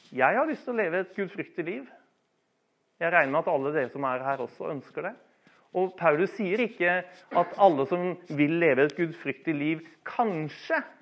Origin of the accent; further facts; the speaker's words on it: Bærum, Akershus, Norway; Jeg vokste opp i Bærum eh, i mine ungdomstider